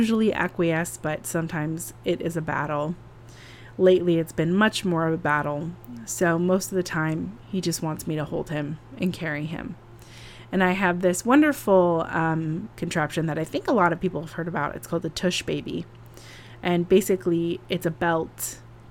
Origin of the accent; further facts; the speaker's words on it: California, United States; now in New York City, United States; I'm from California